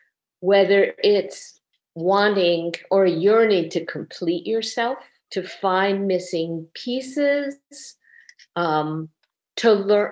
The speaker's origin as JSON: {"language": "English", "town": "Burbank", "region": "California", "country": "United States", "tie": "born or raised there", "said": "I grew up in Burbank, California."}